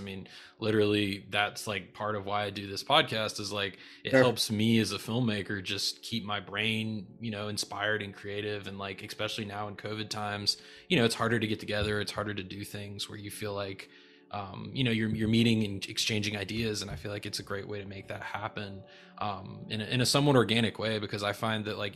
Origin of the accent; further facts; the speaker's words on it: North Carolina, United States; also born or lived in Raleigh; you're a fellow North Carolinian. I'm in Raleigh